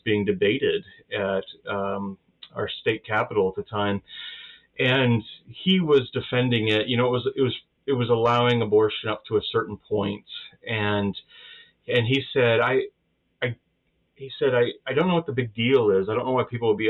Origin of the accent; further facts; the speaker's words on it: United States; being Baptist and being American